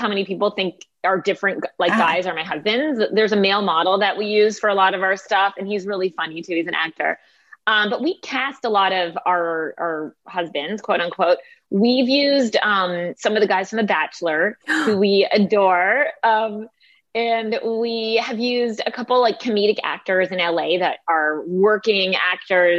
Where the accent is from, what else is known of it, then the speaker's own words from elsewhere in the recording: Canada; I like to say I'm Canadian. We're very self-deprecating by nature